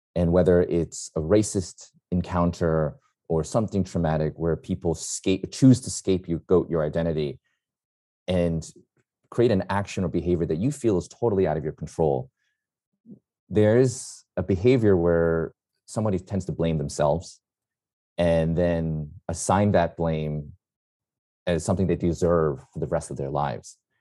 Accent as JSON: {"language": "English", "town": "New York City", "region": "New York", "country": "United States", "tie": "born or raised there", "said": "I'm a New Yorker, born and raised"}